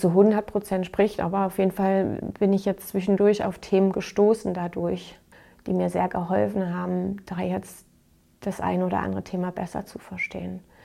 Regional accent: Saxony, Germany; bei uns in Sachsen

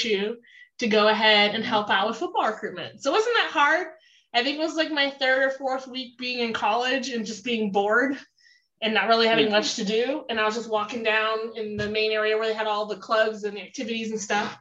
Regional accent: Miami, Florida, United States; moved away as an adult; also born or lived in Fort Lauderdale, Florida; now in New Mexico, United States; I'm originally from South Florida. Born in Miami, stayed there for a while, and then moved to the Fort Lauderdale area after.

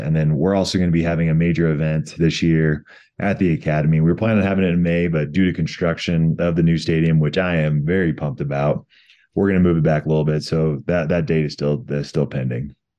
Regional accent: Colorado, United States; my home state of Colorado

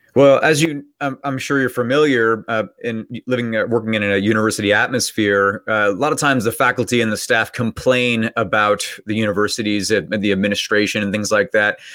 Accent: Bay Area, California, United States; now in West Virginia, United States; I grew up in the Bay Area, and so I would just say that I was from San Francisco, even though I was from a town nearby San Francisco

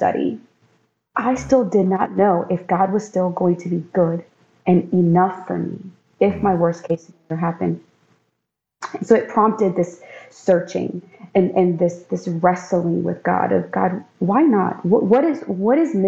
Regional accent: Maryland, United States; also born or lived in North Carolina; now in Florida, United States; I was born and raised in Maryland.

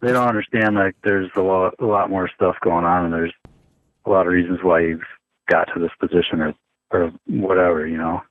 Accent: United States; moved away; when I got back here, like in my hometown, and I couldn't I couldn't vote in the primaries locally.

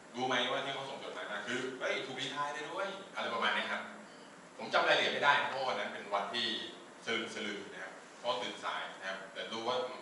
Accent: Southern Thailand, Thailand; moved away; also born or lived in Bangkok; ผมก็เกิดในครอบครัวที่ภาคใต้นะ

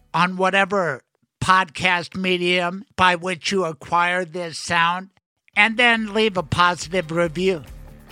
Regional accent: Colorado, United States; she's a Colorado kid. So am I.

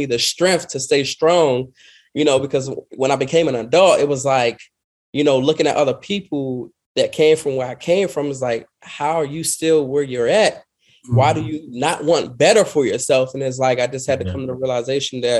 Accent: Washington, District of Columbia, United States; I grew up in Washington, D.C., single mother

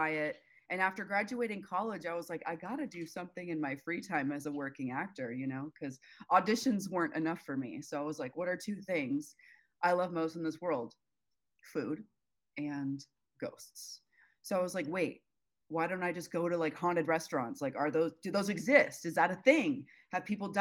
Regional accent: Las Vegas, Nevada, United States; now in Los Angeles, United States; I grew up in Vegas, which is super haunted everywhere

